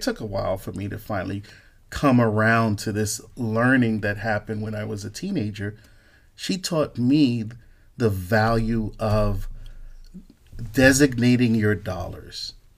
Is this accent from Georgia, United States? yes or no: no; Newark, New Jersey, United States; I'm growing up in Newark, in the hood